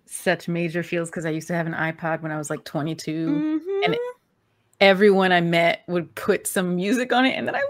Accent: New Jersey, United States; Even though I'm from New Jersey

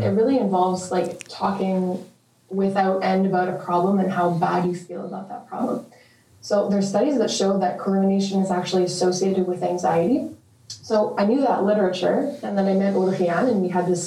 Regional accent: Saint-Lazare, Quebec, Canada; moved away as an adult; now in Montreal, Canada; I'm from Montreal. I was born and raised in Saint-Lazare.

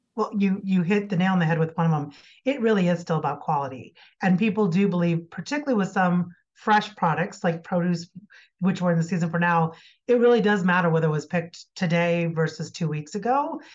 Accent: Iowa, United States; now in Colorado, United States; I grew up in Iowa

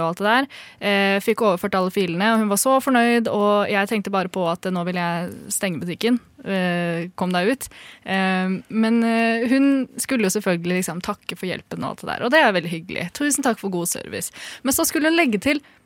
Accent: Gjøvik, Innlandet, Norway; Jeg er født og oppvokst på Gjøvik

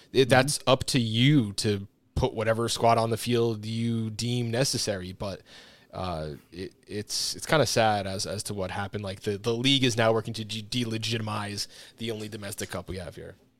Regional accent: New Jersey, United States; growing up in New Jersey

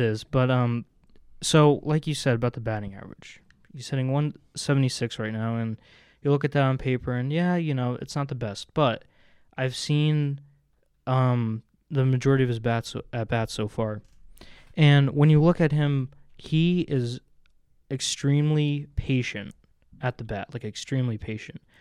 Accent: New Jersey, United States; moved away as an adult; I grew up in New Jersey

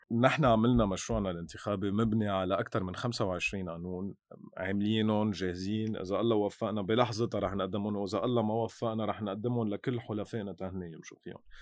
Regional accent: Lebanon

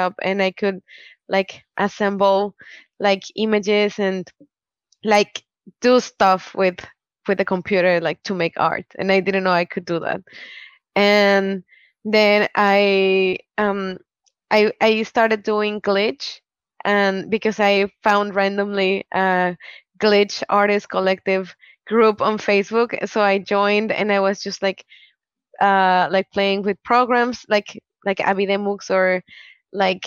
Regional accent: Mexico; I am from Mexico

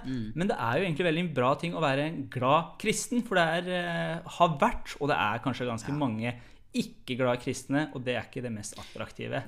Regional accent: Iran; Norwegian is a second language; now in Norway; jeg er jo opprinnelig fra Iran og har ikke vært der så lenge

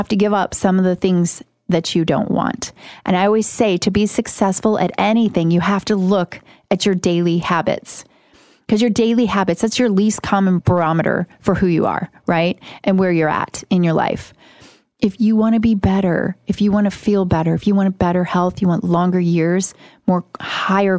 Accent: Midwest, United States; I grew up in the Midwest

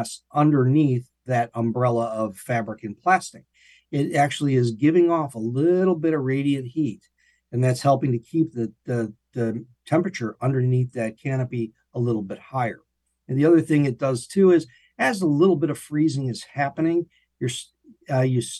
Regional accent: Illinois, United States; moved away as an adult; also born or lived in Florida; now in Gainesville, United States; I'm from Illinois originally

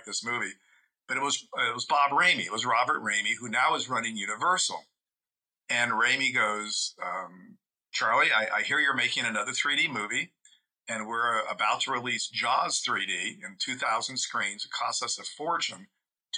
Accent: Italy; moved away; I grew up in Italy. So, you know, people say I was culturally deprived because I didn't grow up in the States.

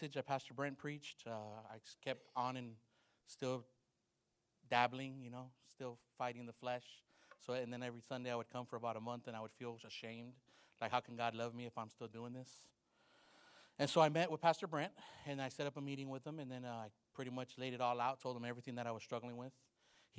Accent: Los Angeles, California, United States; I grew up in Los Angeles, California

